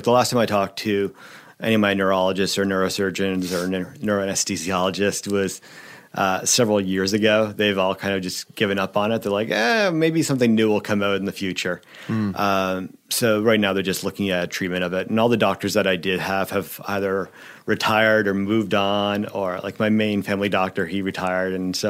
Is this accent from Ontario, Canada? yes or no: yes; Ontario, Canada; it came from a place I grew up out in Ontario